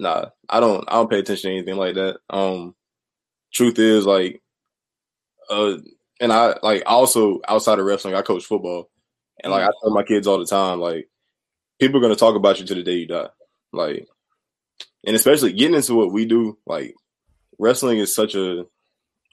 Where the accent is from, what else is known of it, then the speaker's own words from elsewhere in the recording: Swansea, South Carolina, United States; I actually come from a small town called Swansea, which is like 30 minutes from Columbia